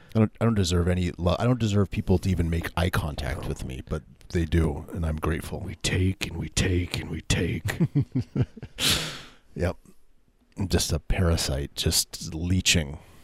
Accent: Kirkland, Washington, United States; where I grew up in Kirkland, Washington

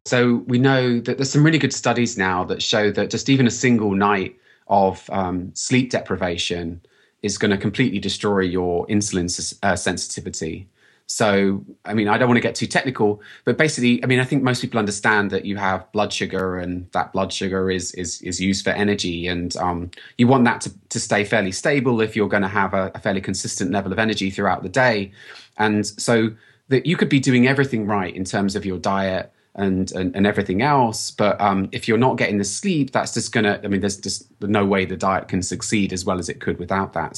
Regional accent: United Kingdom; accent: British; moved away as an adult; now in United States; you can probably tell from my accent that I'm British, and I've only been in the U S about thirteen years

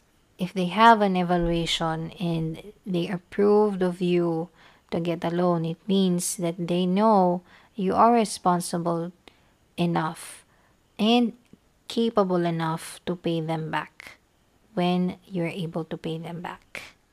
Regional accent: Philippines

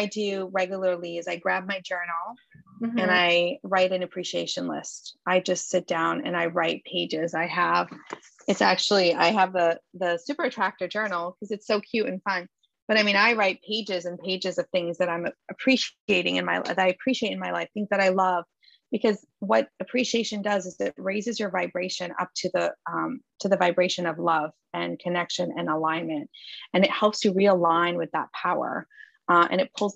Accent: Lebanon; moved away; I grew up in Lebanon

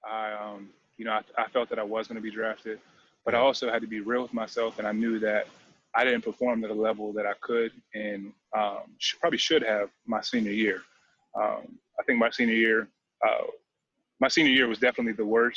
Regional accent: Rochester, Pennsylvania, United States; growing up in Pittsburgh

